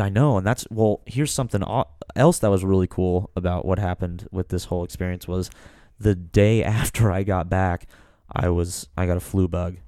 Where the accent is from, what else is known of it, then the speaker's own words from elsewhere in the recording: Kansas, United States; We're from Kansas